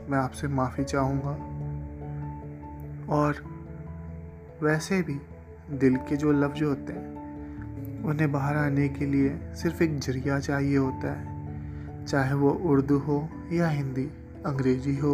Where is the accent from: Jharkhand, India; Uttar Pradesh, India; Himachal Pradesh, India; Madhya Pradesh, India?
Uttar Pradesh, India; Kanpur; also born or lived in Assam / Bihar; दोस्तों वैसे तो मेरा जन्म असम के एक शहर में हुआ और कुछ सालों बाद मेरे ज़िंदगी के कुछ पल बिहार में बीते जब मैं पाँच साल का था ज़िंदगी ने फिर से रुख मोड़ा और ज़िंदगी के कुछ पल मैंने उत्तर प्रदेश के कानपुर में बिताए